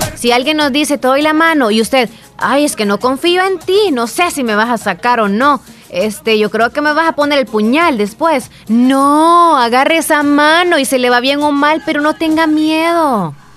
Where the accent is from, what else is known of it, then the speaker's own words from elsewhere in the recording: Santa Rosa de Lima, La Unión, El Salvador; Por primera vez a mis 11 años fui a San Salvador. O sea, salí de mi nidito, de Santa Rosa de Lima, de mi casita